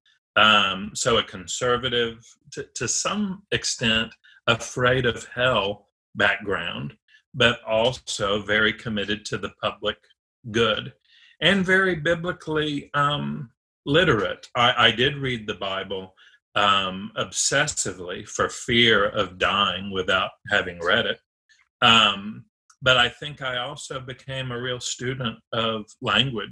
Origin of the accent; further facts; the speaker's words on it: Nashville, Tennessee, United States; I am of Nashville. I am one of the rare ones who actually came from here. Grew up in Creve Hall.